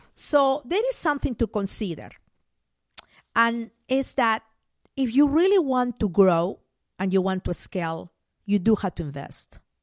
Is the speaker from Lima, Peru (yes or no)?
no; Mollendo, Arequipa, Peru; moved away as an adult; now in United States; I grew up in Peru.